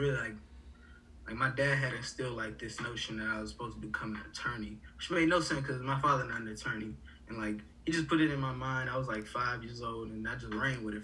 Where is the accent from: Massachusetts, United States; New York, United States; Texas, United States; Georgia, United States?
Georgia, United States; Atlanta; also born or lived in Port-au-Prince, Haiti; I am from Atlanta